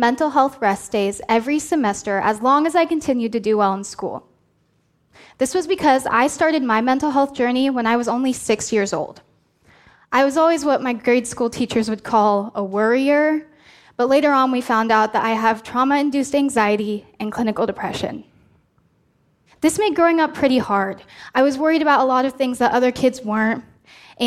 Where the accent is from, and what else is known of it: Oregon, United States; born or raised there